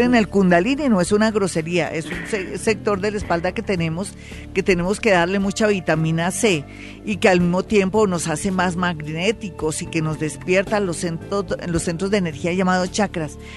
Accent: Colombia; somos nosotros los colombianos

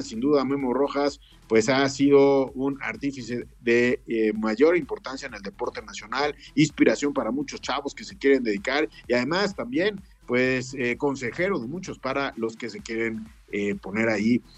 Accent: Mexico; como mexicanos

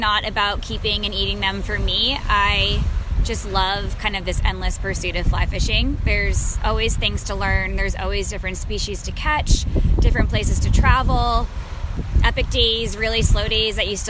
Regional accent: Marblehead, Massachusetts, United States; I grew up here on the North Shore of Marblehead, Massachusetts

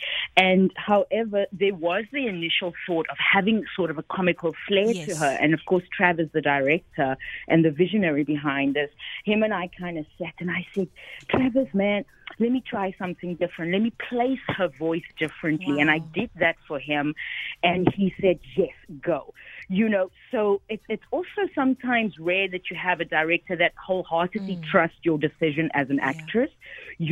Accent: Cape Town, Western Cape, South Africa; also born or lived in New York, United States; I am a South African.

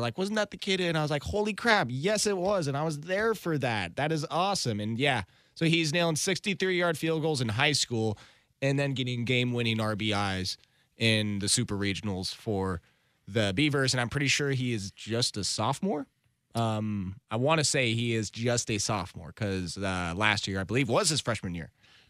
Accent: Sherwood, Oregon, United States; my boy Adley Rutschman from Sherwood High School, my hometown.

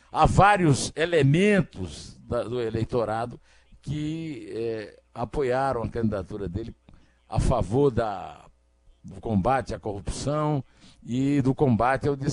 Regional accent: Rio do Peixe, Paraíba, Brazil; é um peixe da minha infância, num açude da areia, lá no Rio do Peixe, onde eu nasci. Se comia curimatã e traíra, né?

